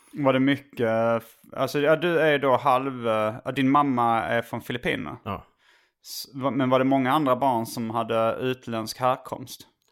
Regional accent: Hjärup, Skåne, Sweden

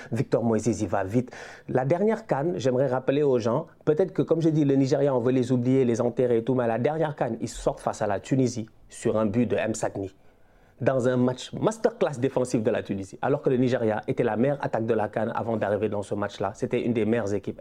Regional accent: Senegal; chez nous au Sénégal

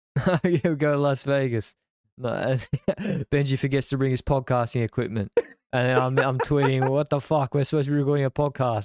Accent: Australia; I'm a Australian

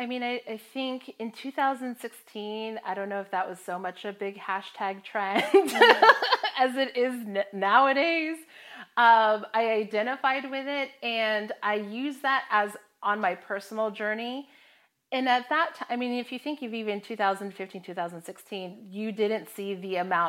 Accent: Hawaii, United States; I mean, I'm from Hawaii, and so it's in my blood.

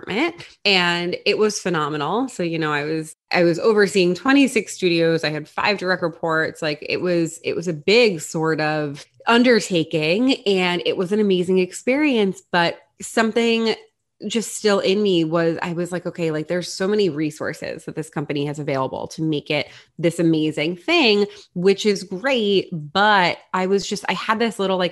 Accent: Long Island, New York, United States; also born or lived in Florida; I grew up in New York. I am from Long Island

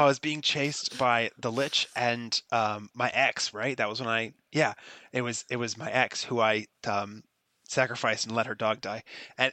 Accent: Florida, United States; I'm from Florida

